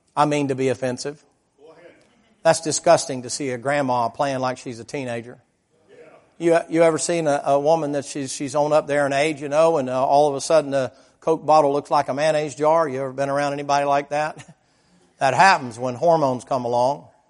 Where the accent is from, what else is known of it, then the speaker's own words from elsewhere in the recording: the South, United States; I was raised in the South.